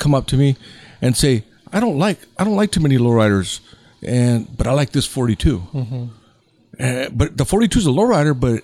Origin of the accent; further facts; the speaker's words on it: Santa Ana, California, United States; when I grew up in Santa Ana, I was like 16, 17